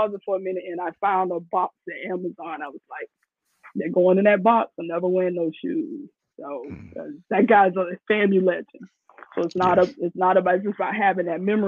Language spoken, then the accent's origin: English; Florida, United States; moved away; I'm from Florida originally.